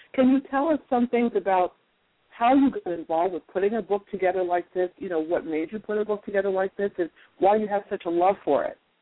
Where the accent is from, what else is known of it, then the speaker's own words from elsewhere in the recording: North Carolina, United States; moved away; I'm originally from North Carolina